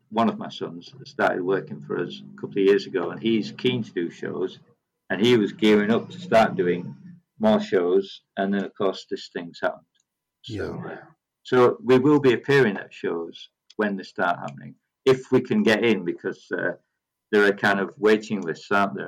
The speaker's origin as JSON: {"language": "English", "region": "Yorkshire and the Humber", "country": "United Kingdom", "said": "I am from Yorkshire"}